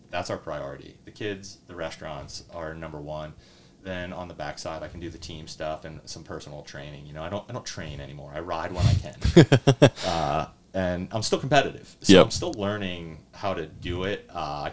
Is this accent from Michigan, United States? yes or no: no; Reading, Pennsylvania, United States; I grew up in Reading. I grew up in that society